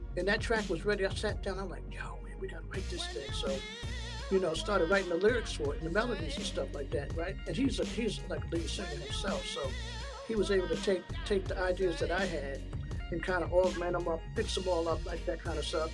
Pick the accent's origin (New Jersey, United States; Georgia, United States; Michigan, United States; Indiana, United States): New Jersey, United States; I was from New Jersey